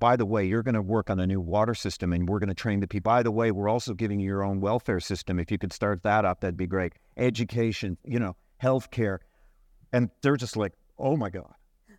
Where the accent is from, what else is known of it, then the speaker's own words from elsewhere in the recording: Newfoundland and Labrador, Canada; but I grew up in Labrador, and I know these communities